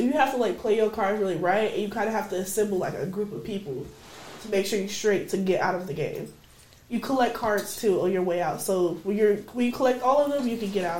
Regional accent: Midwest, United States; I'm from the Midwest. That's how we get down.

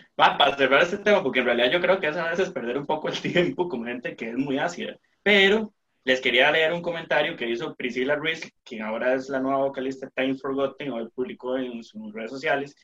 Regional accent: Costa Rica

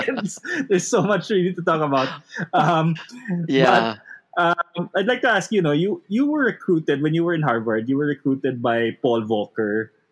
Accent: Benguet, Cordillera Administrative Region, Philippines; I've always found myself coming back to my Ili, my home here in Benguet.

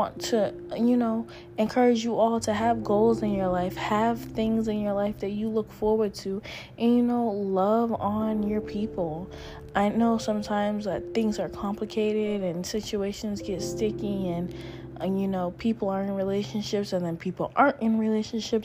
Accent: Cambridge, Massachusetts, United States; my hometown, Cambridge, Massachusetts

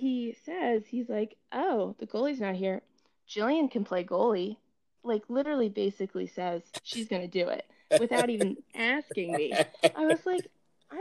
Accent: Berlin, Maryland, United States; also born or lived in Salisbury, Maryland / Ocean Pines, Maryland; I was born and raised in Berlin, Maryland. I've lived in Ocean Pines in the same house my entire life

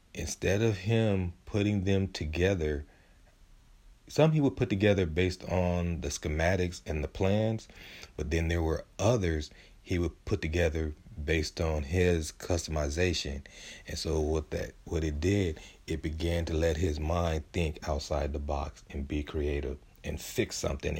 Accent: San Diego, California, United States; I'm from San Diego, where we have a five or six Heisman Trophy winners, and, and I grew up not too far from Lincoln High

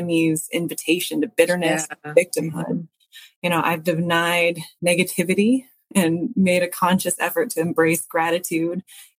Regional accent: Thousand Oaks, California, United States; we were both from Thousand Oaks

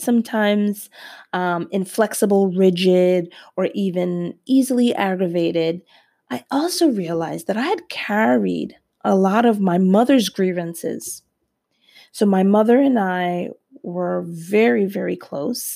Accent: New Jersey, United States; we're from Jersey

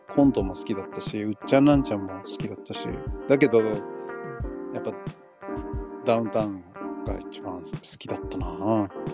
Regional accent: Los Angeles, California, United States; now in Japan; ロサンゼルスとかニューヨークに育ってる生まれ育った人たち

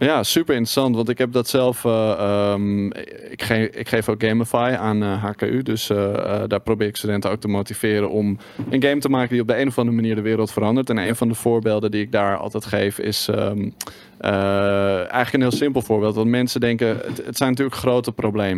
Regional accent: Netherlands

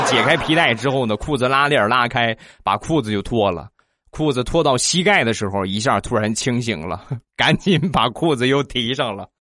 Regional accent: Rizhao, Shandong, China; 咱们山东的日照，啊，也就是我的家乡

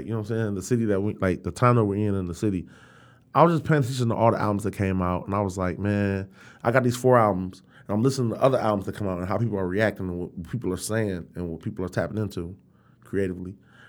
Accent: Detroit, Michigan, United States; Like, we're from Detroit.

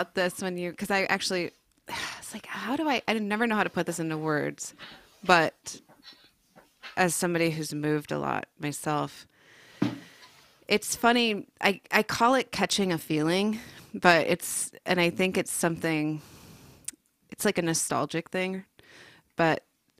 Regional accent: South Dakota, United States; also born or lived in California / Oregon; I grew up in South Dakota, and then it was like, we're going to California, and then we're going to Oregon

